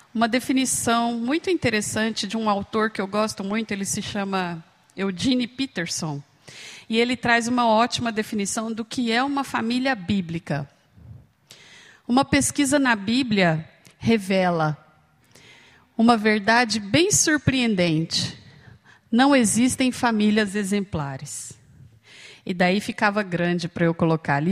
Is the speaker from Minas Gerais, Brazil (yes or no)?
yes; Uberlândia, Minas Gerais, Brazil; moved away as an adult; now in Campinas, Brazil; eu moro em Campinas já há alguns anos, eu fui para lá para estudar, mas eu sou de Uberlândia, Minas Gerais, lá do Triângulo Mineiro